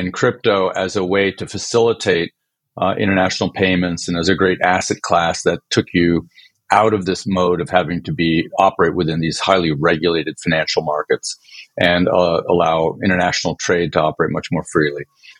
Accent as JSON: {"language": "English", "country": "France", "tie": "born there", "also_born_or_lived": "Sweden", "said": "by background, I was born in France, and my parents are both Swedish, so I spent a lot of time of my life living in Europe"}